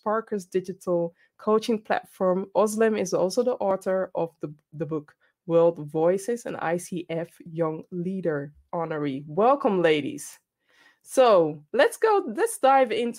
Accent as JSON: {"language": "English", "country": "Ghana", "said": "I'm Ghanaian"}